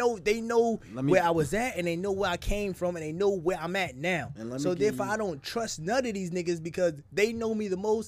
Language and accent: English; New Jersey, United States; I'm from Jersey.